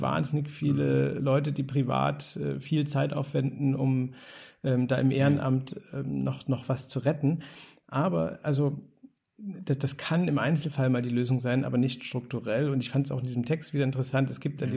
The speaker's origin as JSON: {"language": "German", "region": "East Germany", "country": "Germany", "said": "als Ossi wie du und ich"}